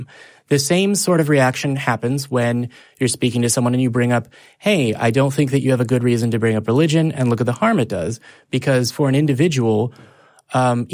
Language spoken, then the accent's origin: English; Texas, United States; I'm from Texas